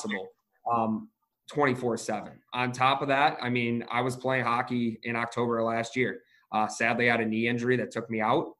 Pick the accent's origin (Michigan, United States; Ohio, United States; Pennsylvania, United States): Michigan, United States; Detroit; I'm originally from Metro Detroit, outside of the city